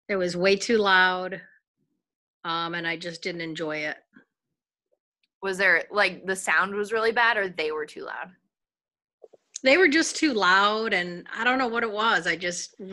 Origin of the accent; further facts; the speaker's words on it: Southington, Connecticut, United States; I am from Southington, Connecticut.